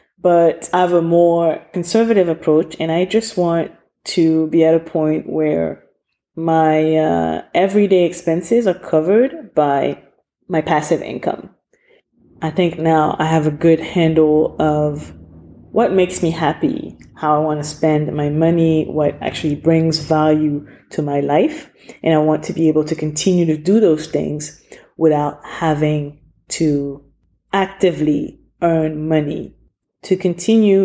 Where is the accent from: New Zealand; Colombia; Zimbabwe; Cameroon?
Cameroon; moved away; my home country of Cameroon